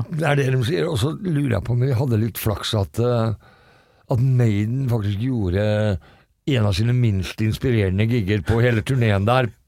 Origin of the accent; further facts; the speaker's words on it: Fredrikstad, Østfold, Norway; Jeg er fra Fredrikstad